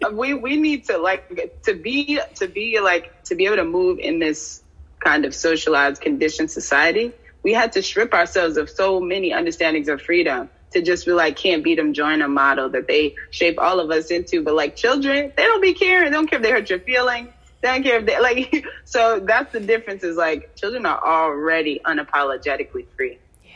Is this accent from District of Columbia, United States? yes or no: yes; Washington, District of Columbia, United States; also born or lived in New York; now in Detroit, United States; I was born in uh, the DMV and raised between New York and the DC area.